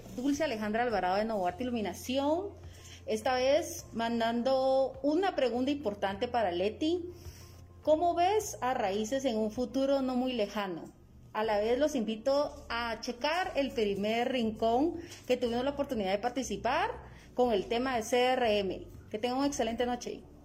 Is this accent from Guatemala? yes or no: yes; Guatemala; como guatemaltecos